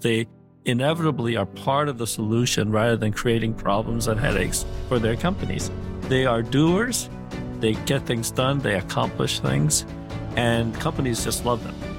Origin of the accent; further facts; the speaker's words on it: Montreal, Quebec, Canada; also born or lived in Korea; I was born in Korea, but at a le-, young age, uh, age seven, I, uh, immigrated to Montreal, Canada.